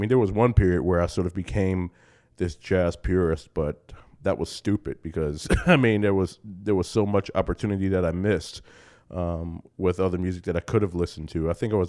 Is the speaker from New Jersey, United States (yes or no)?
yes; Newark, New Jersey, United States; When I was a little boy growing up in Newark, New Jersey, where I was born and raised